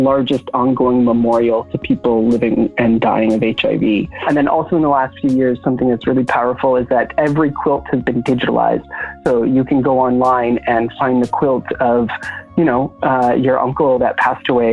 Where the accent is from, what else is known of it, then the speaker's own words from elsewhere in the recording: Canada; now in Brooklyn, United States; I am a Canadian-born, currently Brooklyn-based writer and organizer